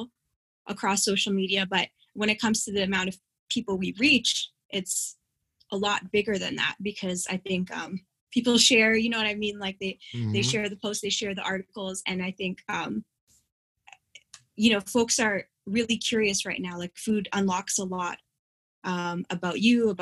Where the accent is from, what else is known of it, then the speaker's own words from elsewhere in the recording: Windsor, Ontario, Canada; moved away as an adult; also born or lived in Toronto / Grand Rapids, Michigan; we lived on a border city, Windsor, Ontario